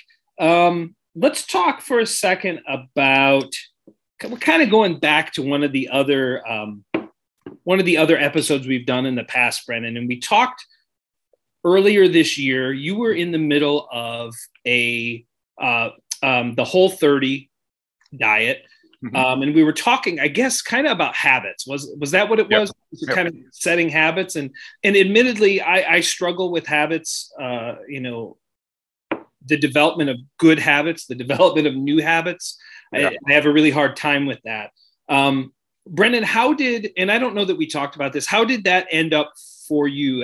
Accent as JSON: {"language": "English", "town": "Sandusky", "region": "Ohio", "country": "United States", "tie": "born or raised there", "said": "I grew up in Sandusky"}